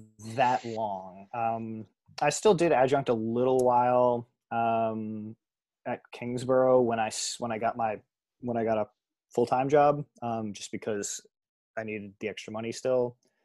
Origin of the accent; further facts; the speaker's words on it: Long Island, New York, United States; also born or lived in Michigan; now in New York, United States; I grew up on Long Island. So, you know, New York City and the surrounding area was home for me anyway.